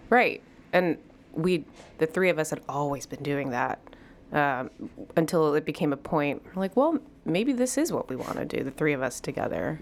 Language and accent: English; Chicago, Illinois, United States; I'm between Greek Town and the United Center